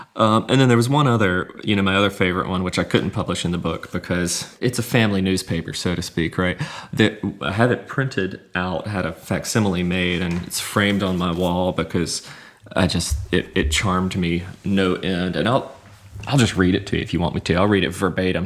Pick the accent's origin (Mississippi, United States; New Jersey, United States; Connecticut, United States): Mississippi, United States; Hattiesburg; moved away as an adult; the city of Hattiesburg, which is my hometown